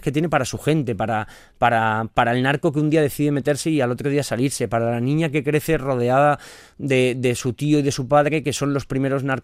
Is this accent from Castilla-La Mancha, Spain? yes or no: no; Ceuta, Spain; como eh, nacido y criado en Ceuta